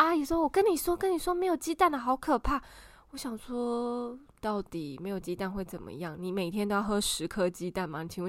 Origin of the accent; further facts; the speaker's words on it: Taiwan; 我们台湾人还是很喜欢 complain，